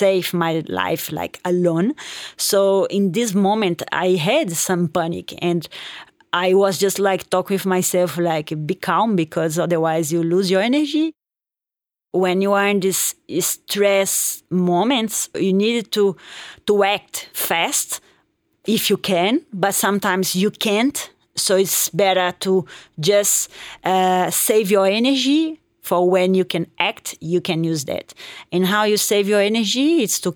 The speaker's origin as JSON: {"language": "English", "town": "Belo Horizonte", "region": "Minas Gerais", "country": "Brazil", "also_born_or_lived": "United States", "second_language": "English", "moved": "yes", "lives_now": "Chamonix, France", "said": "I'm from Brazil, Belo Horizonte city, and I'm based in Chamonix in France"}